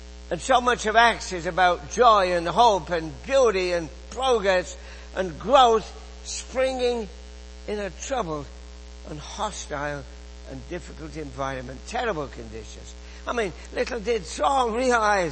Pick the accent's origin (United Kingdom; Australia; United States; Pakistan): United Kingdom; England; moved away as an adult; now in Canada; you can tell from my accent that I grew up in England.